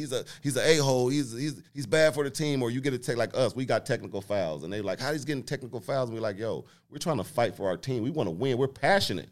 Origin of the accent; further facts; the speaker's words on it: Muncie, Indiana, United States; moved away as an adult; also born or lived in Portland; I'm from Indiana